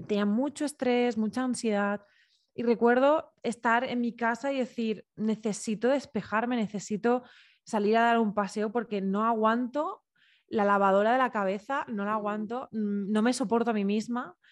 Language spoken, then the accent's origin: Spanish; Alicante, Valencian Community, Spain; yo soy de Alicante, nací en un pueblito